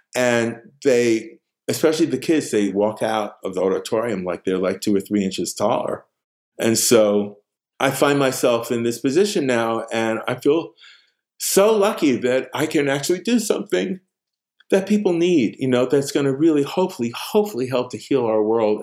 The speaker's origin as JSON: {"language": "English", "town": "New York City", "region": "New York", "country": "United States", "tie": "born or raised there", "also_born_or_lived": "Queens / Stockbridge", "moved": "as an adult", "said": "I was born in Harlem"}